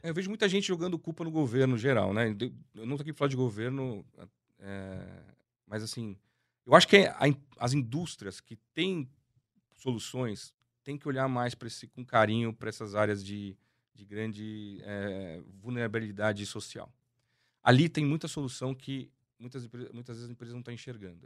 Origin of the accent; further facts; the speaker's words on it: Brazil; nós brasileiros